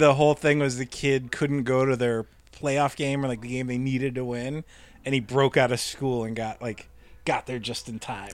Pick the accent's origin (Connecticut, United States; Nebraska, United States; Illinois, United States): Nebraska, United States; now in California, United States; I grew up in Nebraska